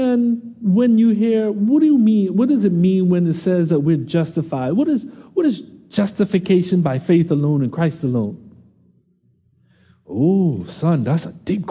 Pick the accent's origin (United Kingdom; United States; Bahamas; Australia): Bahamas; Nassau; I said, "Nassau."